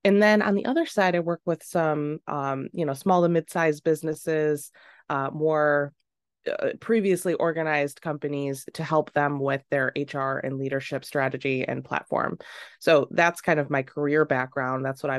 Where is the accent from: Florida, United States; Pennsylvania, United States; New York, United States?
New York, United States; Rochester; I worked at this small grocery store in Macedon, New York, called PNC. And I grew up just outside of Rochester.